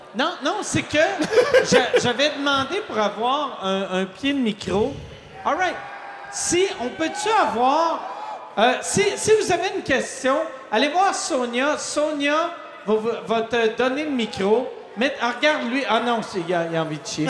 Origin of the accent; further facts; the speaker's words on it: Quebec City, Quebec, Canada; moved away; je viens de, je viens de Neuchâtel, mais j'appelais ça Loretteville